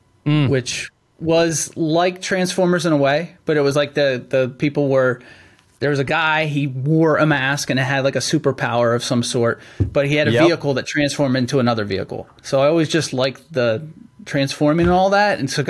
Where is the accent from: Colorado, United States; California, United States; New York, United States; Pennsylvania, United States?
Pennsylvania, United States; I grew up in Central Pennsylvania.